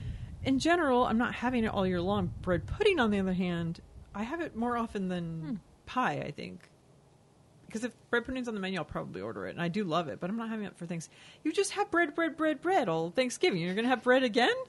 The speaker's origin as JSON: {"language": "English", "region": "Texas", "country": "United States", "tie": "born or raised there", "said": "Growing up in Texas"}